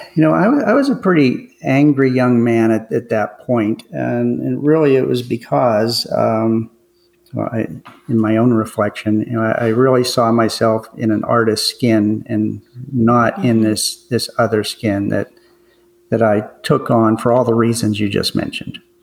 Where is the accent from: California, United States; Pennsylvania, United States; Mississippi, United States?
Pennsylvania, United States; McKeesport; grew up in a, a, suburb of Pittsburgh called McKeesport